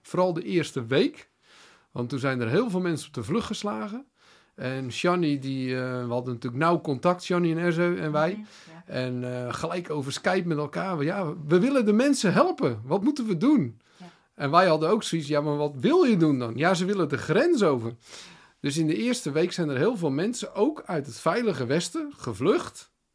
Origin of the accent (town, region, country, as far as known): Netherlands